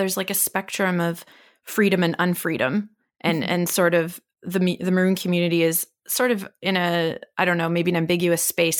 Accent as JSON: {"language": "English", "country": "Canada", "said": "So I'm a Canadian."}